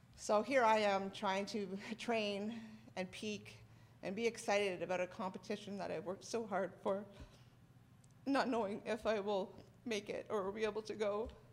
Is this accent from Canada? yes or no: yes; Canada; I am a powerlifter from Canada